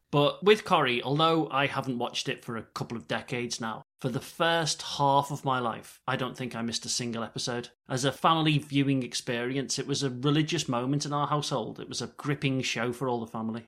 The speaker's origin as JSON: {"language": "English", "town": "Liverpool", "region": "North West England", "country": "United Kingdom", "said": "I'm from Liverpool"}